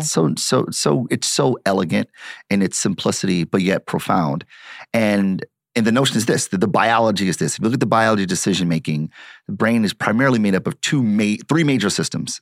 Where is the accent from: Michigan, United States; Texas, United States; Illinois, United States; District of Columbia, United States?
Michigan, United States; Detroit; I'm born and raised in Detroit